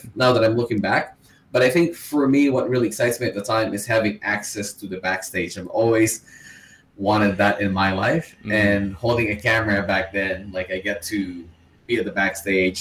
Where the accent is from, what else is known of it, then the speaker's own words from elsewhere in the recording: Philippines; moved away as an adult; now in Vancouver, Canada; So I'm from Philippines. I was born and raised in Philippines. I moved to Vancouver, Canada for about 8 years ago.